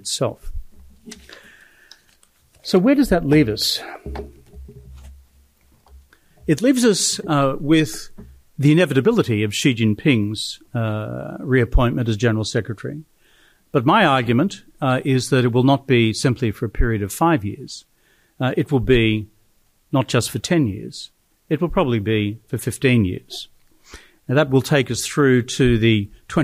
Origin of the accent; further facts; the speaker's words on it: Australia; I'm Australian